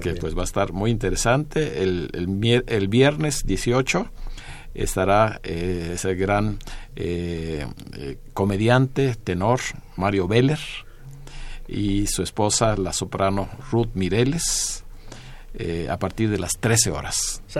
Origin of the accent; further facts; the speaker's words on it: Mexico; todos los mexicanos lo tenemos en nuestro recuerdo, en nuestro corazón